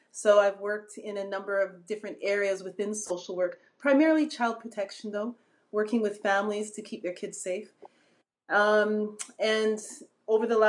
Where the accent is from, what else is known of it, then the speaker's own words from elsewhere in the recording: Manitoba, Canada; now in London, Canada; I was born in a different province in Manitoba, central Canada. Way up north, way up north